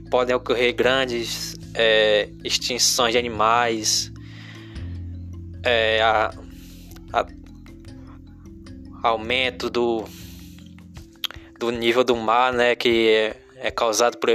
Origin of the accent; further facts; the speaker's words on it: Crateús, Ceará, Brazil; aqui como eu sou do interior aqui de Crateus, né?